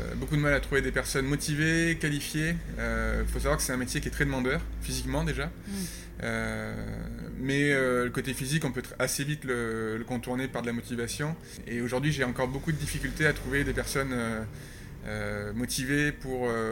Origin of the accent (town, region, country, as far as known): Landes, Nouvelle-Aquitaine, France; born or raised there; also born or lived in Canada / Norway; now in Paris, France